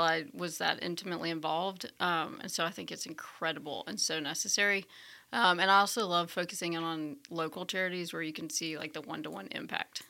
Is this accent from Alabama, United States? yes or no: yes; Birmingham, Alabama, United States; moved away; also born or lived in Washington, D.C.; I was born in Birmingham, Alabama, at Saint Vincent's